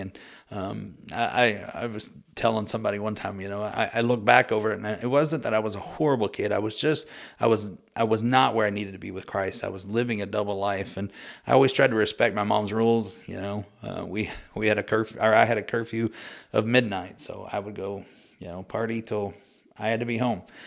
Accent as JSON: {"language": "English", "town": "Muskogee", "region": "Oklahoma", "country": "United States", "tie": "born or raised there", "said": "I was born and raised in Muskogee, Oklahoma"}